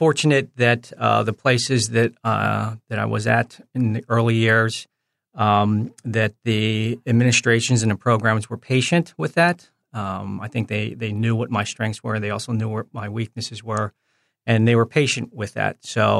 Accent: New Jersey, United States; also born or lived in Philadelphia / New York; Yeah, so fortunate just growing up in the New Jersey, Philadelphia, New York area.

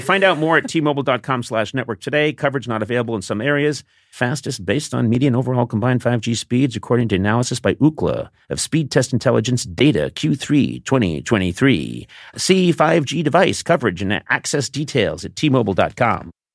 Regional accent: Boston, Massachusetts, United States; I'm from Boston

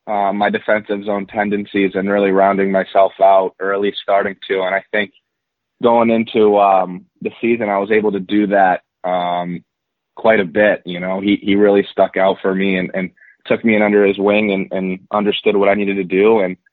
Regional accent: Boston, Massachusetts, United States; born there; also born or lived in New Jersey / Minnesota; I grew up in a lot of places. My dad played in the NHL for 17 years, so I was originally born in Boston, Massachusetts, and then made my way to New Jersey, Minnesota, lived there for a few years

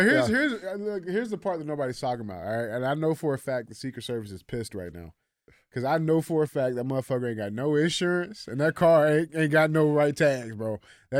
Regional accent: Wilmington, Delaware, United States; I'm from Wilmington, Delaware.

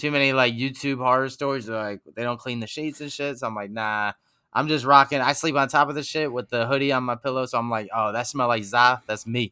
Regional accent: Huntington, New York, United States; Huntington, my hometown.

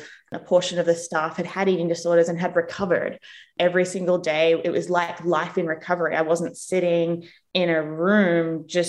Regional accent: Australia; moved away as an adult; also born or lived in England / United States; now in New Zealand; I was born in England. My parents are from New Zealand. I grew up in Australia. And then I moved to New Zealand when I was 24.

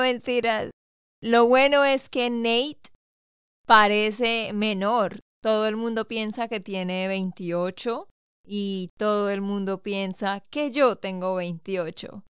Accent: Santander, Colombia; also born or lived in Bucaramanga; de Santander, Colombia

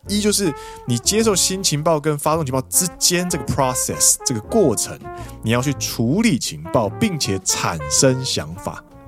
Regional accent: Taiwan; moved away as an adult; now in Japan; 我们都是台湾人在日本先学日文之后再过来上班

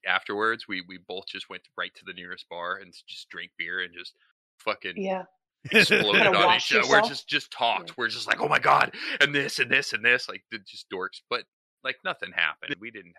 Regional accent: Nevada, United States; moved away; Nevada. I grew up in Nevada.

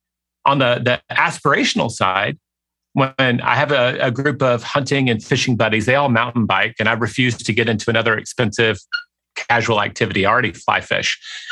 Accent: Southern United States, United States; I mean, I grew up in the South. If that horrifies you, I'm sorry.

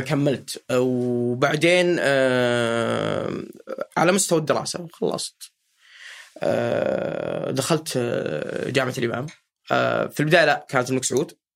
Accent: Riyadh, Riyadh Province, Saudi Arabia; عندنا في الرياض

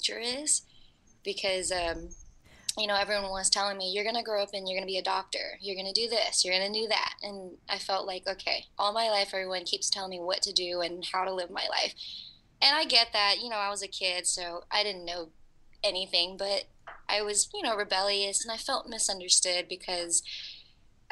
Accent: New Orleans, Louisiana, United States; moved away as an adult; now in Los Angeles, United States; I was actually from Woodlawn in Algiers

